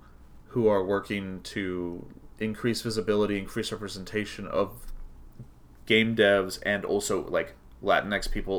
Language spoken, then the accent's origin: English; Redmond, Washington, United States; I grew up in Redmond, Washington. There were maybe a half dozen Latino people.